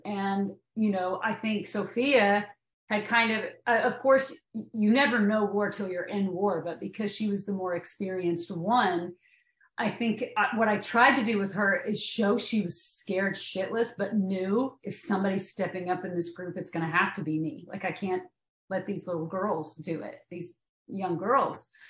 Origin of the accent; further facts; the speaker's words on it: Maynardville, Tennessee, United States; moved away as an adult; I'm from Tennessee, and we there we say it Van Dien